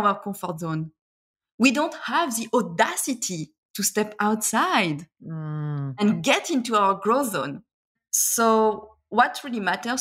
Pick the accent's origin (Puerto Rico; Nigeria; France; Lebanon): France; moved away as an adult; also born or lived in Shanghai, China; now in Australia; I left France and expatriated in China, as you mentioned, in Shanghai